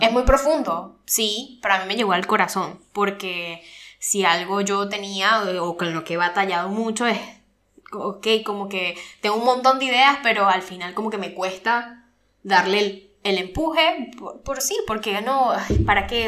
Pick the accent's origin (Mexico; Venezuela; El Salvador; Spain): Venezuela; moved away; ambos somos venezolanos y nos fuimos del país